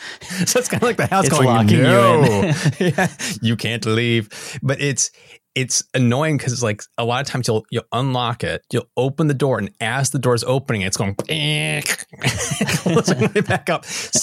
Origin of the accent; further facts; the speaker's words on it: United States; Sorry for the European listeners, but I'm an American and we don't know a metric.